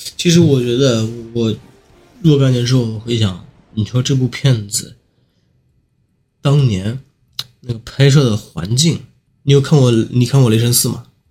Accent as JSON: {"language": "Chinese", "country": "China", "said": "那个时候我们中国人那个私家车保有量"}